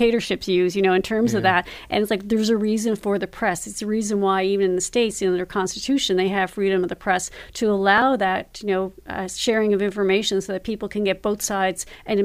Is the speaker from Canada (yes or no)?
yes; Canada